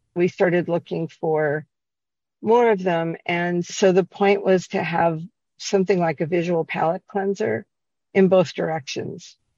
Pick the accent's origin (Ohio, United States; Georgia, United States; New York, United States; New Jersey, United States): Ohio, United States; Cincinnati; now in Chicago, United States; I'm from Cincinnati and I moved here originally in the early 80s. And Cincinnati, when I grew up, was incredibly segregated.